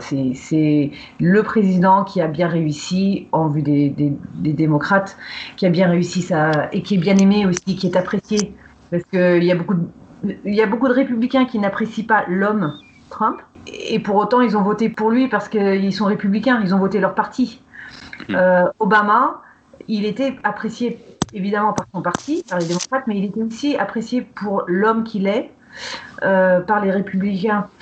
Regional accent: Napa Valley, Northern California, United States; moved away; j'ai grandi dans la vallée de Napa, qui est connue pour son vin

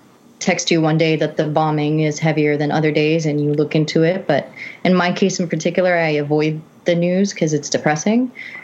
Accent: Aleppo, Aleppo Governorate, Syria; moved away as an adult; now in New York, United States; I spent the first 18 years of my life in Halab, but my father had a passport when I was born. So I'm a natural born U.S. citizen.

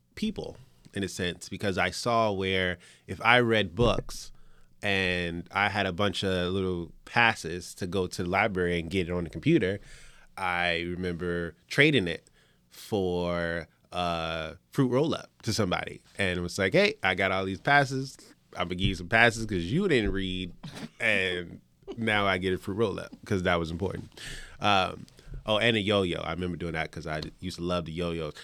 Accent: Richmond, Virginia, United States; also born or lived in New York; I was born in New York, but I grew up, uh, in Richmond, Virginia

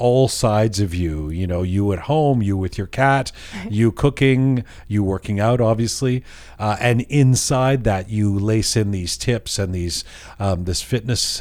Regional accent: Iran

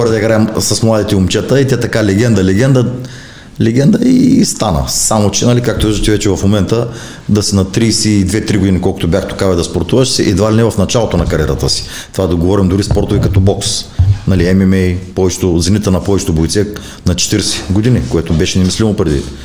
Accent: Burgas, Burgas Province, Bulgaria; в родния ми град Бургас

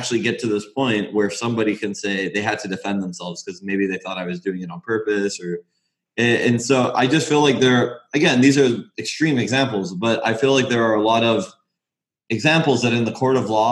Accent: Los Angeles, California, United States; moved away as an adult; also born or lived in Orange County, California / Oregon; now in Florida, United States; I grew up in Los Angeles

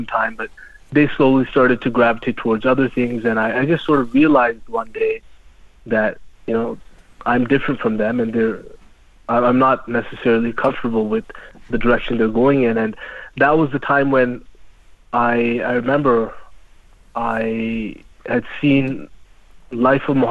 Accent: Canada; I'm born and raised in Canada

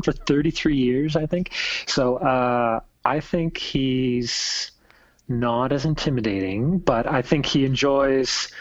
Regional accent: Halifax, Nova Scotia, Canada; growing up in Halifax

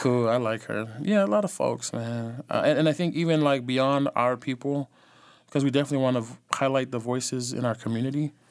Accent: the Bay Area, California, United States; also born or lived in Los Angeles; From the Bay

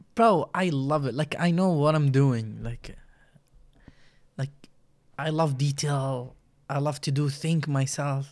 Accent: Iraq; English is a second language; moved away as an adult; now in United States; I'm from Iraq. Um, I've been there, like, twenty-seven years, and then I moved to U S

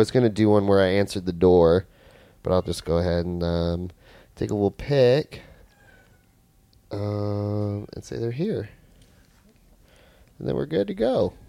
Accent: Virginia, United States; we're fucking from Virginia.

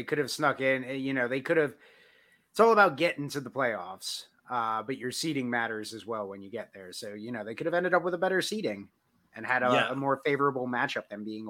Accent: Long Island, New York, United States; growing up on Long Island

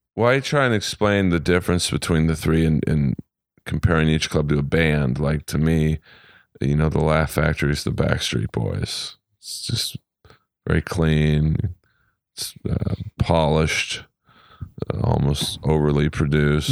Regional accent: Los Angeles, California, United States; I'm from L

